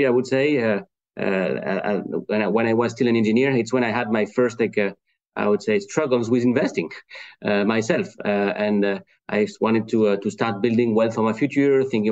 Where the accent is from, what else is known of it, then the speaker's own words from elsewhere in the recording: France; English is a second language; now in Cleveland, United States; Today I'm speaking to you from Cleveland in Ohio in the US, but as you heard with my accent, I'm not from there. So I'm originally from France